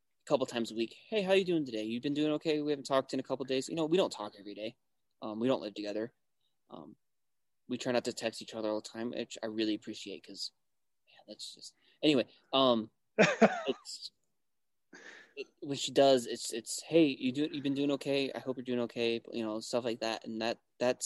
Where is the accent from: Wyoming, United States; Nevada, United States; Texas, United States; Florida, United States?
Wyoming, United States; moved away; also born or lived in Cheyenne, Wyoming; growing up in Wyoming